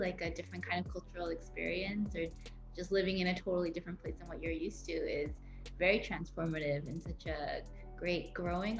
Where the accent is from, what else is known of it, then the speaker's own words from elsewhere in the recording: Vancouver, British Columbia, Canada; also born or lived in Korea; growing up in Vancouver